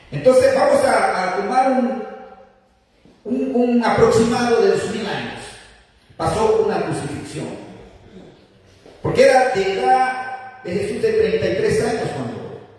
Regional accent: Nicaragua; moved away; En mi país, Nicaragua

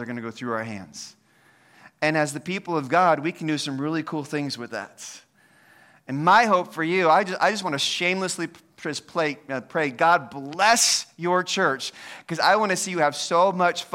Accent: United States; I'm an American

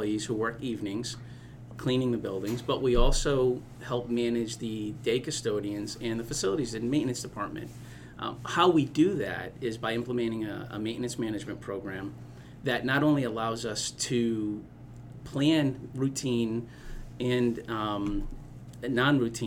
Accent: Providence, Rhode Island, United States; I grew up in Providence

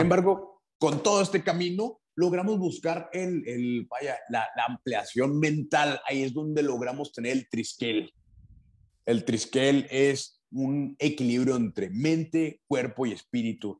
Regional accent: Chihuahua, Mexico; Soy de Chihuahua, Chihuahua, México

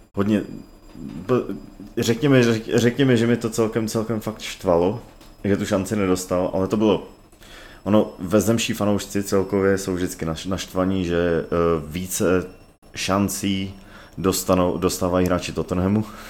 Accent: Czechia; já jako Čech, jo, co- celý- do té doby cel- celý život žil v Česku

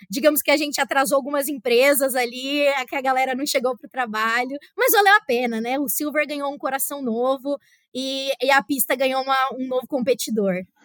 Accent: Brazil; now in Russia; Do Brasil

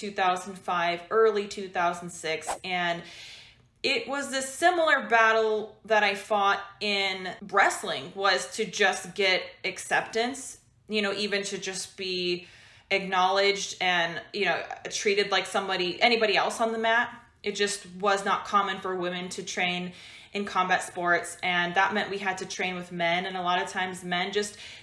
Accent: Washington, United States; moved away as an adult; also born or lived in California; I'm from Washington State in the US, and I moved to California to train with a better team

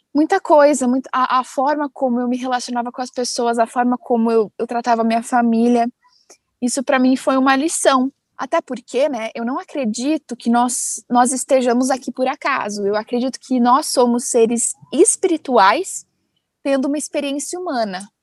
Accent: Amparo, São Paulo, Brazil; also born or lived in United States; eu sou do interior de São Paulo, uma cidadezinha, de uma cidadezinha chamada Amparo

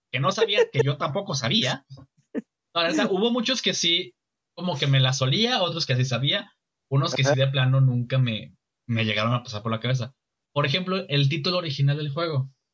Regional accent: Mexico; como ciudadano mexicano, como representante del país

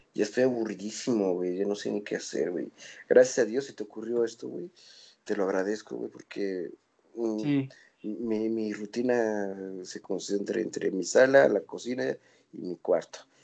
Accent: Toluca, State of Mexico, Mexico; somos de Toluca, somos blancos y somos privilegiados

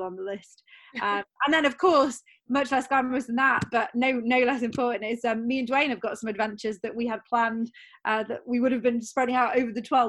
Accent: North Wales, United Kingdom; now in near Heathrow Airport, United Kingdom; I grew up in North Wales. So I grew up near Snowdonia National Park

